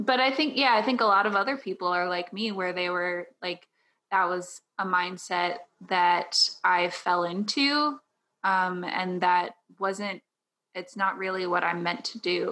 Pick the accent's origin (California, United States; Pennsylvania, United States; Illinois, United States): Illinois, United States; Southern; I am from the Midwest, uh, Southern Illinois, not Chicago